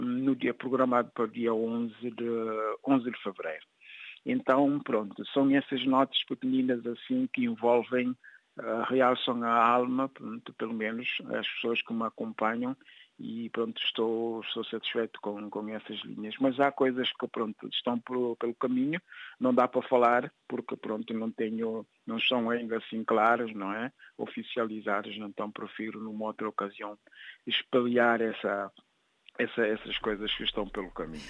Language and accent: Portuguese; São Domingos, Cacheu, Guinea-Bissau; moved away as an adult; now in France; minha terra natal